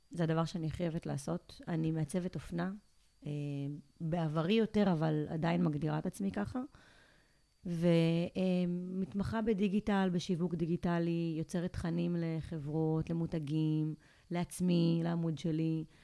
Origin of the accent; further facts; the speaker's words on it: Ashkelon, Southern District, Israel; now in Tel Aviv, Israel; אני אשקלונית במקור